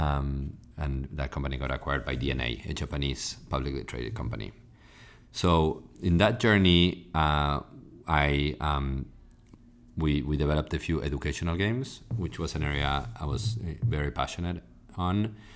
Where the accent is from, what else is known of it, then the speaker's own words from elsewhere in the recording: Argentina; moved away as an adult; now in United States; I'm originally from Argentina